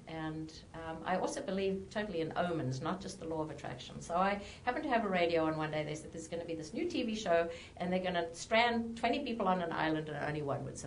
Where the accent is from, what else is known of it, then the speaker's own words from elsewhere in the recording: South Africa; moved away as an adult; now in United States; I was born and raised in South Africa